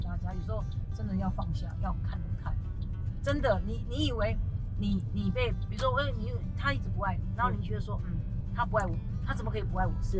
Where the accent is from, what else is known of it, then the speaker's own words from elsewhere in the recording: Kinmen County, Taiwan; 那基本是我的家乡